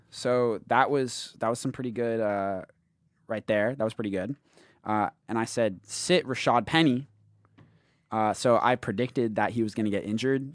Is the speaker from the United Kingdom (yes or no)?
yes; United Kingdom; moved away; in my home country, in, in the Great Britain